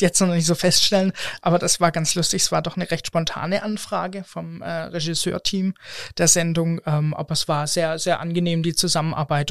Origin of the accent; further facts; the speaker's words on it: the Mannheim/Stuttgart area, Southern Germany, Germany; moved away; Wir sind als ähm, Familie quasi kommen wir aus Süddeutschland, aus der Ecke Mannheim, Stuttgart. Und ähm, da kommen wir her und das hört man leider auch manchmal.